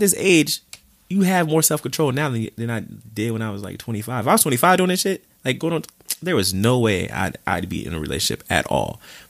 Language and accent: English; Midwest, United States; now in New York, United States; I'm from the Midwest